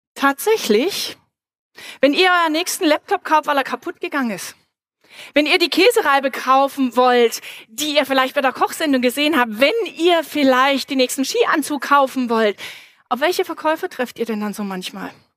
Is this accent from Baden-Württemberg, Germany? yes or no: yes; Reutlingen, Baden-Württemberg, Germany; moved away; ich bin ganz in der Nähe aufgewachsen und zwar in Reutlingen